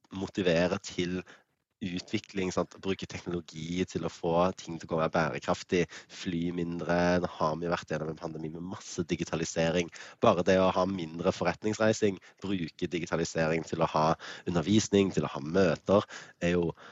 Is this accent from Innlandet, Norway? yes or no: no; Stavanger, Rogaland, Norway; now in Bergen, Norway; bodde i Stavanger, født og oppvokst, born and raised. Altså, det er der jeg kommer fra.